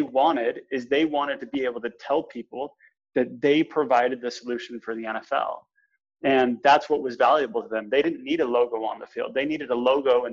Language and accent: English; New Canaan, Connecticut, United States; also born or lived in Boston, Massachusetts / Salt Lake City, Utah; I grew up in New Canaan, Connecticut